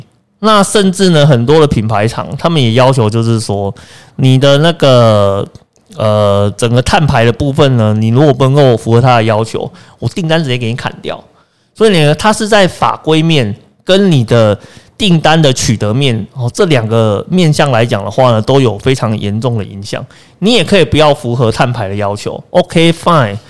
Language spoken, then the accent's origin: Chinese; Kaohsiung, Taiwan; 呃，在我的家乡，